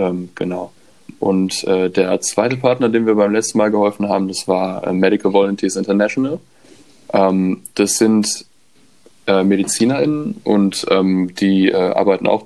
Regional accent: Cologne, North Rhine-Westphalia, Germany; Ich komme ursprünglich auch aus Köln und nicht aus Dortmund.

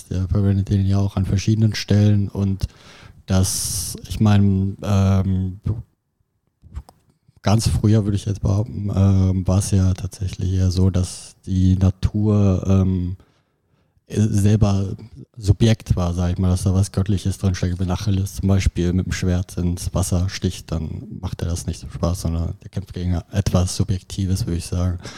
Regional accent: Düsseldorf, North Rhine-Westphalia, Germany; also ich komme aus Düsseldorf und dass dort ähm, in der Kulturlandschaft ja so eine Tendenz ist

